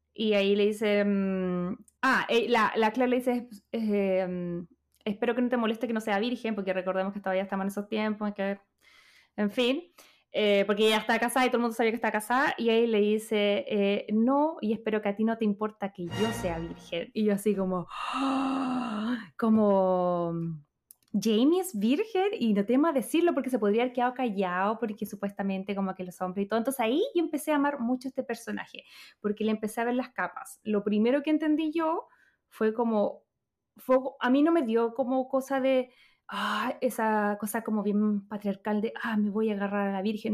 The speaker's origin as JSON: {"language": "Spanish", "country": "Chile", "moved": "yes", "said": "soy chilena"}